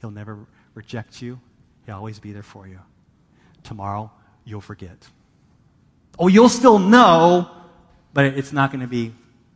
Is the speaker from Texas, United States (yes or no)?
yes; Texas, United States; moved away; I grew up in Texas